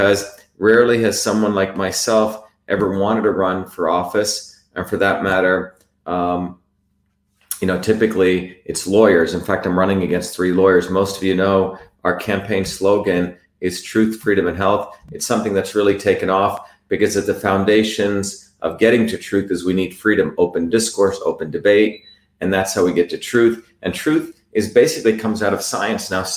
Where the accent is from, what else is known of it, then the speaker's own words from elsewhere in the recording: Mumbai, Maharashtra, India; now in Massachusetts, United States; I grew up in Bombay, by the way, what's now called Mumbai